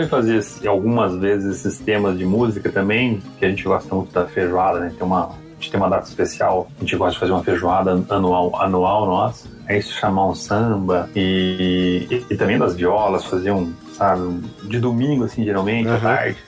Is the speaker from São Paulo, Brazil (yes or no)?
yes; Avaré, São Paulo, Brazil; moved away as an adult; now in Campinas, Brazil; eu nasci, eu e minha esposa, né, nascemos em Avaré, na verdade, que é bem mais pro interiorzão ali, perto de Bauru, Botucatu. E eu me mudei para Campinas para estudar